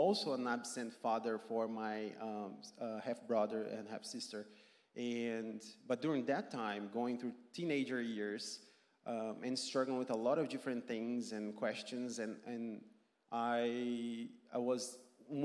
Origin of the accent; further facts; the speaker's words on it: Brazil; English is a second language; moved away as an adult; also born or lived in Athens, Georgia; I grew up in Brazil